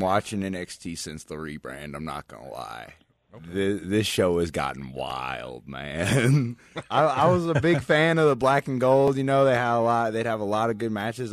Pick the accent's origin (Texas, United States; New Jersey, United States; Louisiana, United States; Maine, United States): Louisiana, United States; Morgan City; moved away as an adult; now in Las Vegas, United States; I live here now. Um, I'm originally from Morgan City, Louisiana